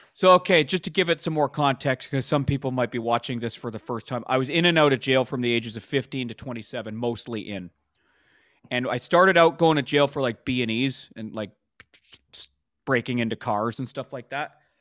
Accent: Vancouver, British Columbia, Canada; I grew up in Vancouver, B C, Canada

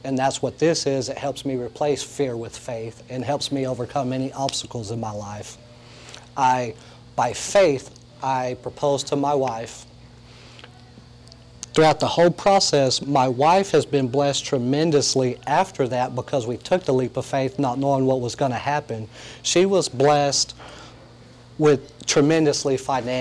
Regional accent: Lubbock, Texas, United States; moved away as an adult; also born or lived in Indianapolis; now in Long Beach, United States; I was born and raised in Lubbock, Texas

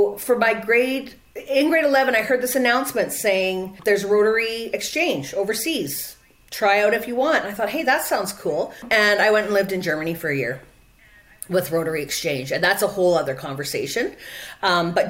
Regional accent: Quesnel, British Columbia, Canada; also born or lived in Vancouver; now in Prince George, Canada; the university in Prince George, where I live now, so it's an hour away from my hometown, which is Quesnel

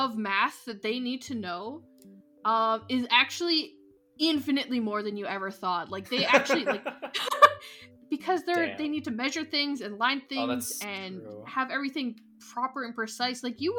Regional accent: Alberta, Canada; moved away as an adult; now in Toronto, Canada; it was in Alberta, but it was close to... cities are very far away to college when you live in a small town, so like you had to be far away no matter where you go. So this one was only like 2 hours away from my hometown

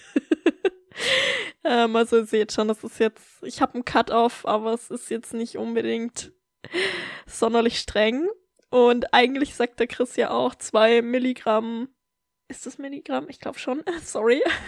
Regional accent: Germany; moved away as an adult; ich habe durchaus noch ein paar Freundinnen aus meiner Heimat

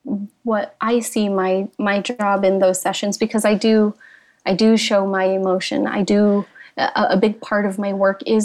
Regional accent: United States; I grew up in a Filipino-American home.

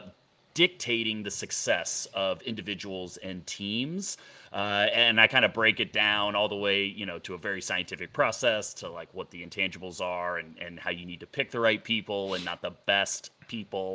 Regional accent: Dallas, Texas, United States; moved away as an adult; also born or lived in Boulder, Colorado; I grew up in Dallas, Texas

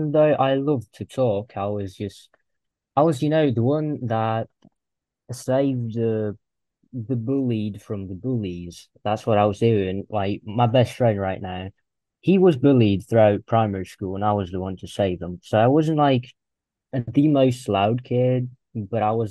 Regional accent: Russia; I'm from Russia. I live in a small town

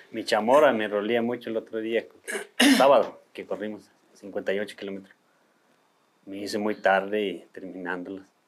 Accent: Batopilas, Chihuahua, Mexico; yo vengo del estado de Chihuahua, municipio de Batopila

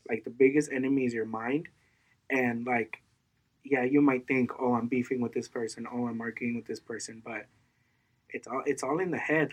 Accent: Mexico; I was born in Mexico

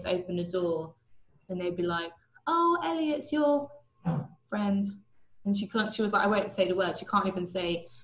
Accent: Havant, South East England, United Kingdom; also born or lived in Kingston upon Thames; I grew up in Havant, which is just outside Portsmouth

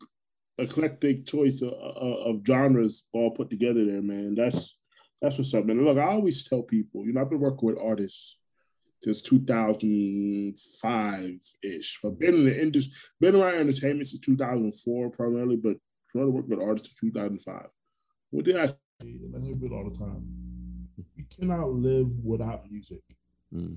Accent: Orlando, Florida, United States; also born or lived in Brooklyn, New York; I'm originally from Brooklyn, New York, but raised in Orlando. So I lived there for 7. People say they still hear my accent

